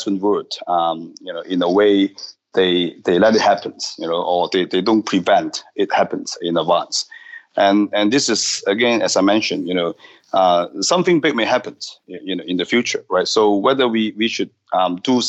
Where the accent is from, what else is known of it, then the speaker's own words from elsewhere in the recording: Hong Kong; moved away; I'm from Hong Kong originally